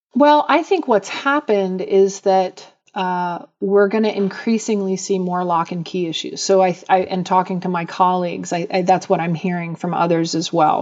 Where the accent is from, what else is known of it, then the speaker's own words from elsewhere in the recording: Atlanta, Georgia, United States; I grew up in Atlanta in the seventies and eighties